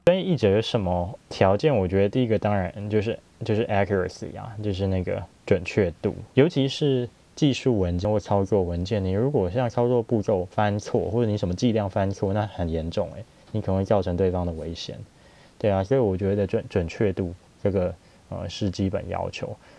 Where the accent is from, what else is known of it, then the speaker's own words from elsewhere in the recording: Taiwan; 我们就是台湾的